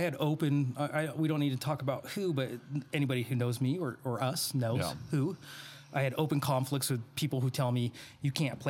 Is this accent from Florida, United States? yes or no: no; Reno, Nevada, United States; also born or lived in Bay Area, California; my hometown in Reno